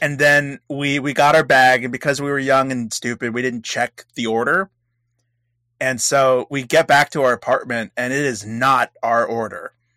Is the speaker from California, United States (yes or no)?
yes; California, United States; I'm from California